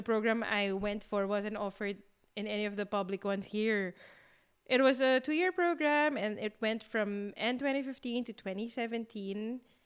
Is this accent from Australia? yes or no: no; Philippines; moved away as an adult; also born or lived in Singapore; now in Berlin, Germany